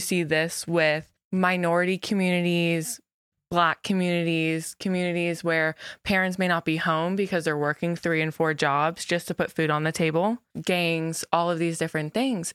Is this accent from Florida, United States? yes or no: yes; West Melbourne, Florida, United States; I've, I've lived there pretty much, gosh, my whole life, too